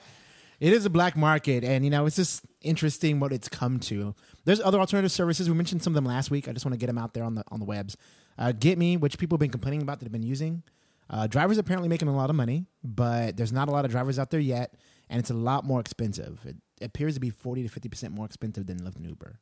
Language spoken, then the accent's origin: English; Texas, United States; I grew up in Texas